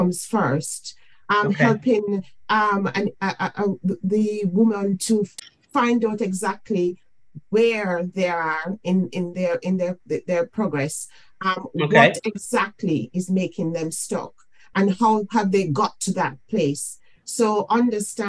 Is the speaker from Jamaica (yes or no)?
yes; Jamaica; now in United Kingdom; I am from the Caribbean. I'm from Jamaica. I came mm-hmm. into the United Kingdom